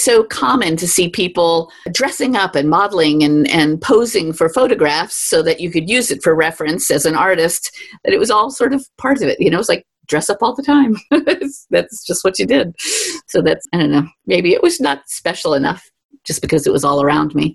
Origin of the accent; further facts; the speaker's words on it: New York City, New York, United States; growing up in Manhattan where you have to walk everywhere